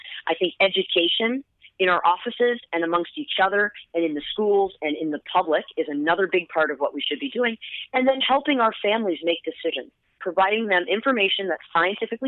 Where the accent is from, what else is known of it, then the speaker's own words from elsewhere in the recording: United States; I've been in practice in my hometown that I was born and raised in for 17 years